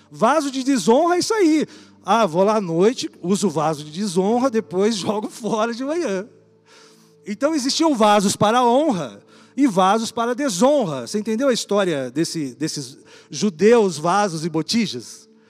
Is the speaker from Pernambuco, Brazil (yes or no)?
no; São Paulo, Brazil; also born or lived in Campo Mourão, Paraná; A gente vinha de São Paulo